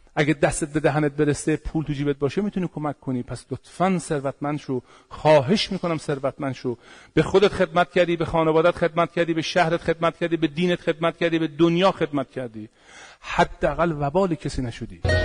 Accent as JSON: {"language": "Persian", "country": "Iran", "said": "پدران ما تخت جمشید رو ساختن پاسارگاد رو ساختن"}